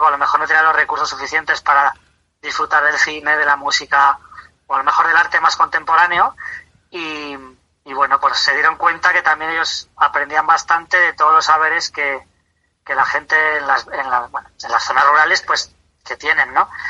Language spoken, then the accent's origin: Spanish; Tarancón, Castilla-La Mancha, Spain; soy de Tarancón, de Cuenca